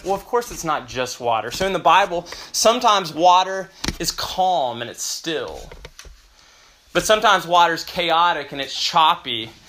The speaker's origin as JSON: {"language": "English", "town": "Memphis", "region": "Tennessee", "country": "United States", "moved": "yes", "lives_now": "Austin, United States", "said": "originally from Memphis"}